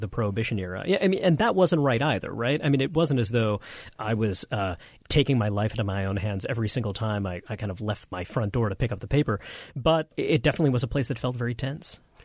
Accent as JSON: {"language": "English", "town": "New York City", "region": "New York", "country": "United States", "tie": "born or raised there"}